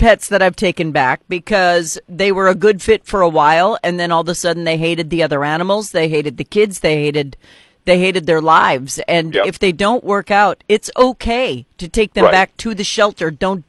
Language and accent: English; North Dakota, United States; moved away; I'm from North Dakota originally